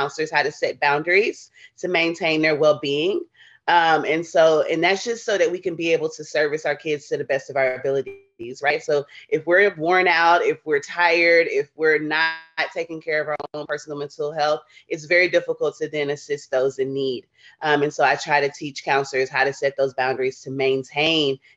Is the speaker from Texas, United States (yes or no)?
yes; Houston, Texas, United States; moved away as an adult; now in Doha, Qatar; I'm originally from Houston, Texas, born and raised. I'm a Texas girl